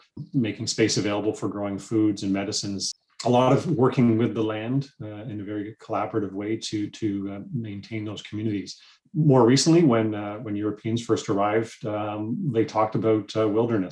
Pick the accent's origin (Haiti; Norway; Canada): Canada; Toronto, Ontario; also born or lived in Essex County, Ontario; I grew up here in the Greater Toronto Area